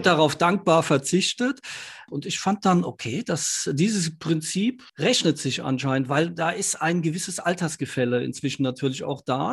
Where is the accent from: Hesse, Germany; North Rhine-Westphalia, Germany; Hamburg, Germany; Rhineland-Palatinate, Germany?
Rhineland-Palatinate, Germany; Ludwigshafen; Ich bin in Ludwigshafen groß geworden.